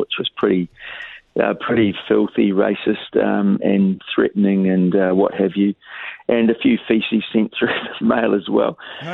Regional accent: Dunedin, Otago, New Zealand; growing up in Dunedin in the 1950s and 60s

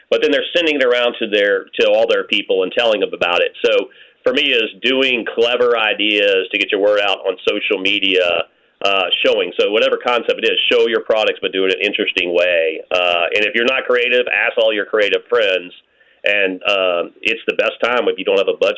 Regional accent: Louisiana, United States; I'm from Louisiana, and this Chicago cane sauce is not the same.

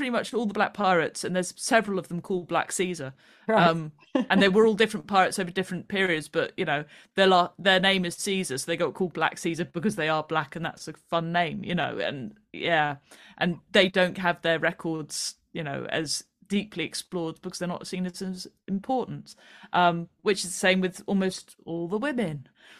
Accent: United Kingdom; I mean, there's a lot to be ashamed about being British

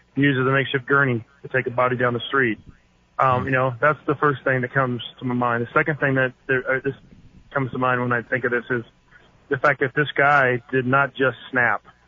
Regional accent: Northern California, United States; I was born in Northern California

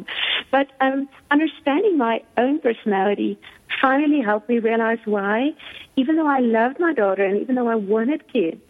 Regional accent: South Africa; I've been born and raised in South Africa

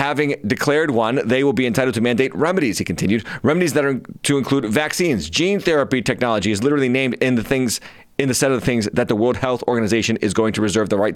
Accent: United States; As an American

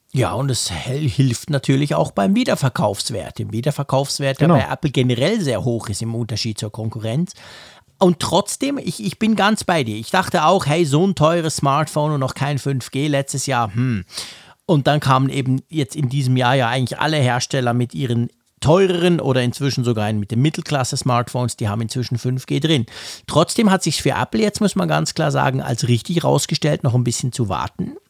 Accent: Switzerland; bei uns in der Schweiz

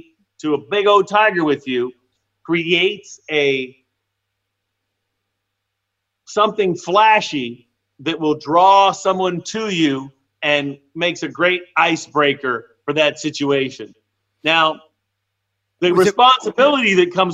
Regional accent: Arizona, United States; moved away; also born or lived in California; I grew up in Arizona on the Mexico border

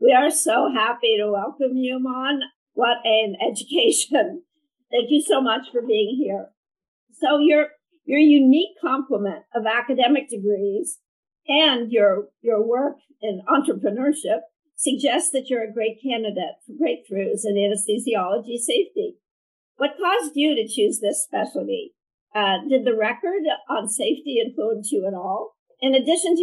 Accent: Pittsburgh, Pennsylvania, United States; my hometown of Pittsburgh

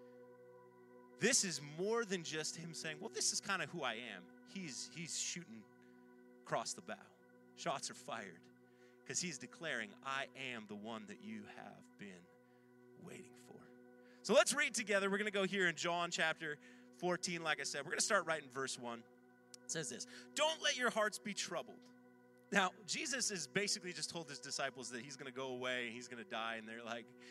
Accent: Ontario, Canada; also born or lived in north of Toronto, Ontario; now in Halifax, Canada; I'm not from Nova Scotia originally. I'm from Ontario

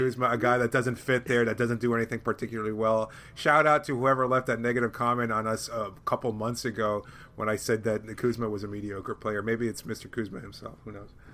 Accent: Miami, Florida, United States; I'm from Miami

